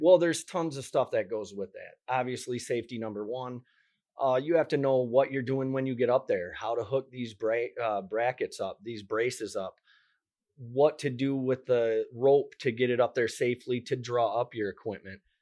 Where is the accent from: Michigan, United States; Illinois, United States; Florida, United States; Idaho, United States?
Michigan, United States; moved away as an adult; I love Michigan, born and raised in Michigan